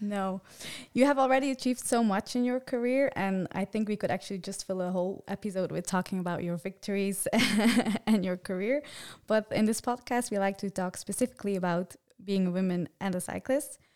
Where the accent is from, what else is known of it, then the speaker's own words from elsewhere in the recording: Belgium; English is a second language; I am from Belgium